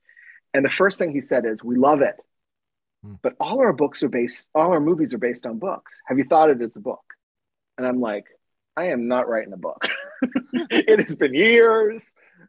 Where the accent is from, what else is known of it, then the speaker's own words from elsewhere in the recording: Southern California, United States; also born or lived in Lawrence, Massachusetts; growing up in Southern California.